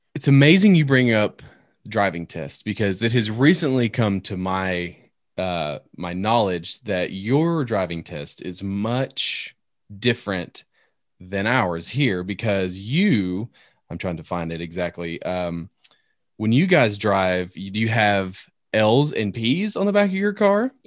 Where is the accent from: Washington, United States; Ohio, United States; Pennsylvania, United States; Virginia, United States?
Virginia, United States; Northern; moved away; also born or lived in Tennessee; I grew up in Northern Virginia